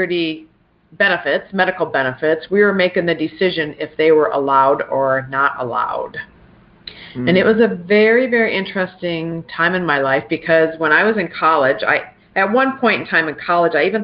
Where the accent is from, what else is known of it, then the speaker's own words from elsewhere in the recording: South Dakota, United States; also born or lived in Pierre, South Dakota / Brandon, South Dakota; I was born in Pierre, South Dakota, and ironically enough, we didn't live too far, and Pierre is where our state capital is. And I didn't live too far from the state capitol, so I actually grew up playing like on our governor's mansion lawn